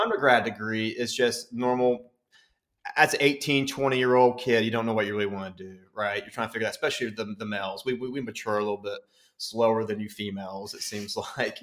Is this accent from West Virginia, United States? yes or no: yes; West Virginia, United States; I'm originally from West Virginia